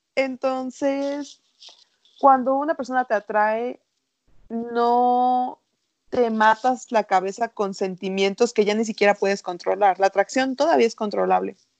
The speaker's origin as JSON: {"language": "Spanish", "town": "Culiacán", "region": "Sinaloa", "country": "Mexico", "said": "soy sinaloense"}